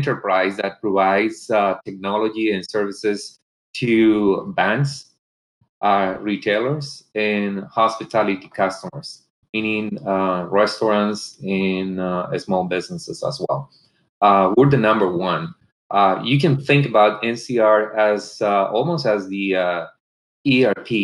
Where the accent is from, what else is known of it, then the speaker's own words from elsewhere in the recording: Colombia; moved away; I was born and raised in Colombia, South America